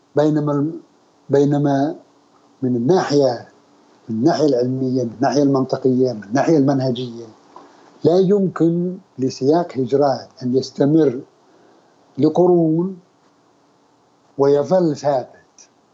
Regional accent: Al-Qassim, Saudi Arabia; now in Riyadh, Saudi Arabia; انا من القصيم اي لما كنت في الابتدائي كانت تاخذنا السياره من الرياض الى بريده

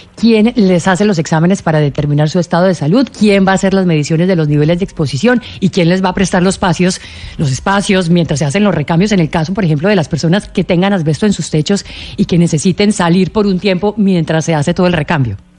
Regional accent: Colombia; A nosotros como colombianos

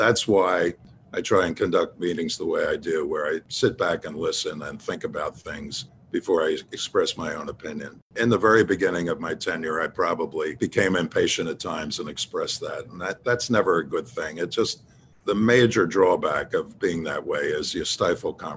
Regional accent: Philadelphia, Pennsylvania, United States; I was born in South Philadelphia, raised in North Philadelphia in the Broad and Olney neighborhood.

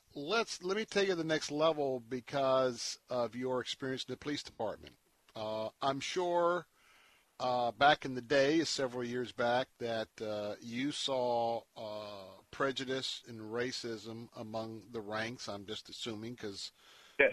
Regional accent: Tampa, Florida, United States; I was born and raised in Tampa

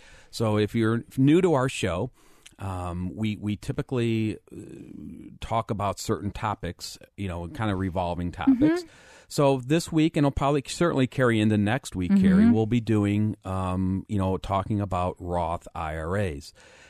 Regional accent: Lakewood, United States; I remember the 4th of July storm because I grew up in Lakewood.

